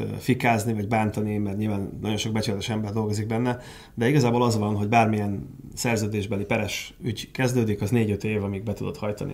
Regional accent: Hungary; szeretek magyar lenni

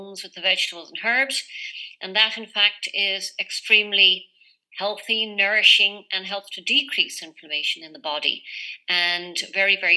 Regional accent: Ireland; moved away; also born or lived in Canada; So I was born and raised in Ireland, but went and lived in Canada for 29 years.

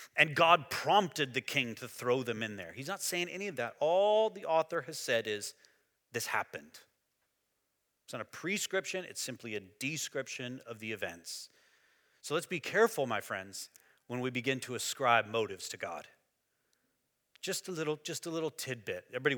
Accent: Texas, United States; Growing up in Sunday school, and I went to church in West Texas when I was a kid

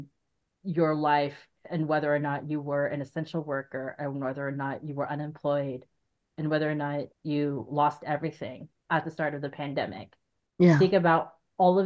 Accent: Arizona, United States; now in Portland, United States; I'm from Arizona

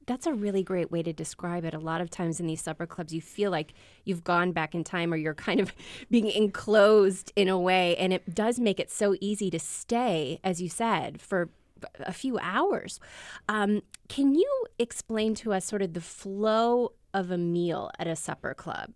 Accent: Midwest, United States; I am born and raised in the Midwest

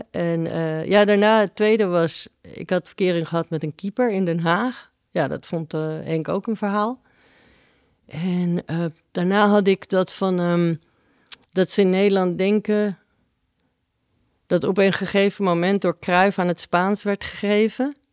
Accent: Uruguay; Ik kom uit Uruguay.

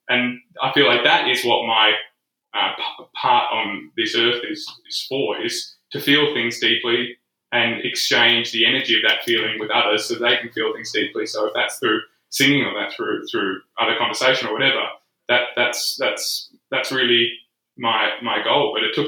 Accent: Scotland, United Kingdom; I think that's a part of being Scottish, though, isn't it?

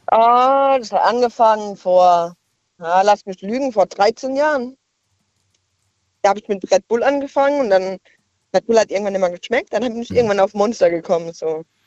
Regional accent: Ludwigshafen, Rhineland-Palatinate, Germany; now in Idar-Oberstein, Germany; Ich komme aus eigentlich gebürtig aus Ludwigshafen

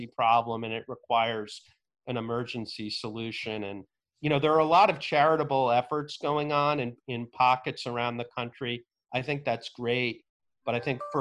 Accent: New Jersey, United States; the town that I grew up in New Jersey

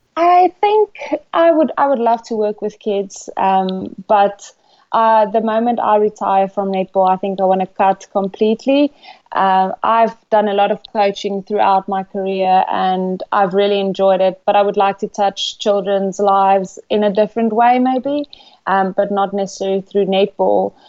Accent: South Africa; moved away as an adult; now in England; I'm from South Africa. Back home, I'm an accountant

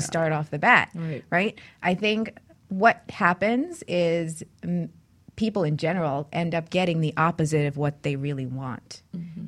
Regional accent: New York City, New York, United States; I grew up in New York City

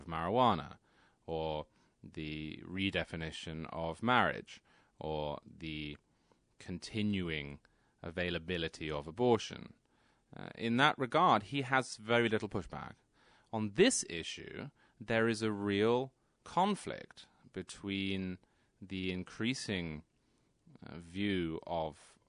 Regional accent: England, United Kingdom; moved away as an adult; also born or lived in New York City; now in Connecticut, United States; I grew up in England. I was there until I was 26. I then moved to New York City. I work in New York City, and I live in Connecticut.

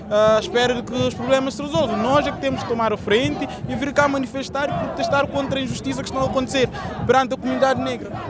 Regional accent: Cape Verde; also born or lived in Angola / Lisbon, Portugal; nasci em Angola, mas depois fui Cabo Verdeanos, cresci em Cabo Verde, também estudei em Lisboa e me percebi que realmente o centro da minha cultura estava realmente em Lisboa.

